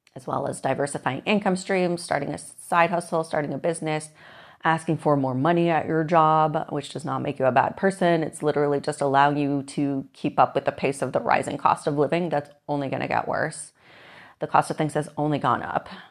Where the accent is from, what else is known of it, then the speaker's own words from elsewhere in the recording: Moses Lake, Washington, United States; I grew up in Moses Lake, Washington